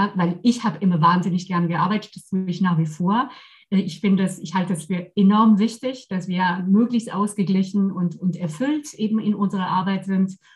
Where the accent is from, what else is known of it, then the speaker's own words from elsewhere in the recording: Versailles, Île-de-France, France; German is a second language; now in Germany; Also ich komme aus Versailles, ja, also für diejenigen, die es nicht oh. kennen, eben direkt neben Paris.